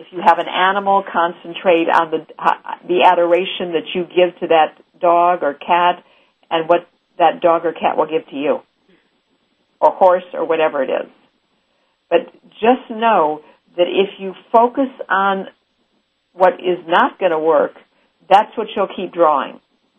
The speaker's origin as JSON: {"language": "English", "region": "Missouri", "country": "United States", "said": "because I'm from Missouri, which means the show me state."}